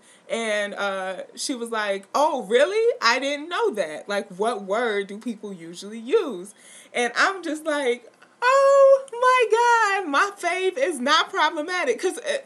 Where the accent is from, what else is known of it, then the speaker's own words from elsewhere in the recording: New York City, New York, United States; I grew up in New York City